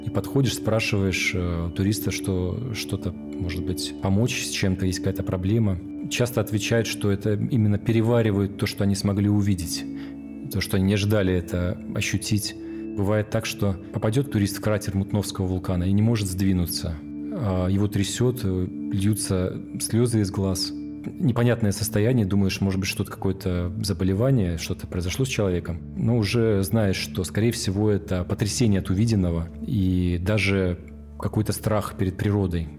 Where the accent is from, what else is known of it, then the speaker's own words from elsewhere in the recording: Petropavlovsk-Kamchatsky, Kamchatka Krai, Russia; Я родился в Петропавловске-Камчатском в 1982 году